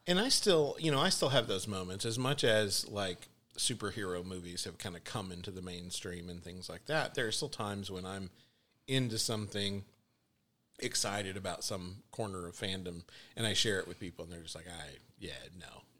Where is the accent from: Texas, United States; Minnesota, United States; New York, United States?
Texas, United States; I'm Texan